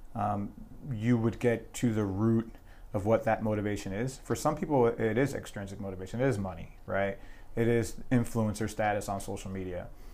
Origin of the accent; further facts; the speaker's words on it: New Jersey, United States; moved away as an adult; initially I joined the, the New Jersey National Guard, so I'm from New Jersey